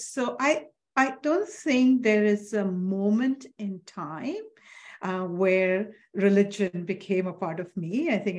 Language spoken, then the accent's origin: English; Assam, India; I am from India, from a state called Assam, which is in the northeastern side of India.